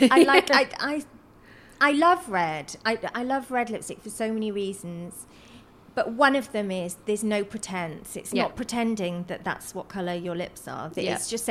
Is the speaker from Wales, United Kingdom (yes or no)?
yes; South Wales Valleys, United Kingdom; Where I come from, which is the South Wales Valley's completely working class mining community